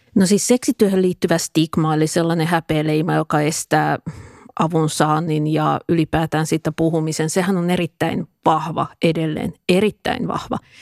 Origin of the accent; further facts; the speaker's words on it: Tampere, Pirkanmaa, Finland; mä asuin lapsuuteni Pispalassa